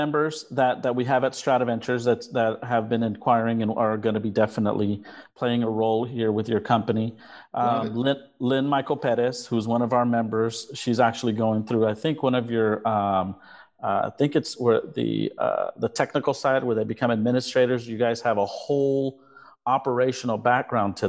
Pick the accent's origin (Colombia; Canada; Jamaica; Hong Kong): Colombia; now in United States; I'm from Colombia. I'm Hispanic